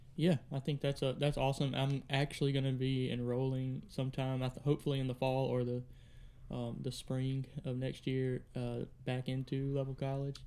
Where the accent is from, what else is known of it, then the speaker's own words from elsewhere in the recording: Drew, Mississippi, United States; also born or lived in Kosciusko, Mississippi; originally from Drew, um, about when I was, I think, thirteen, we moved from Drew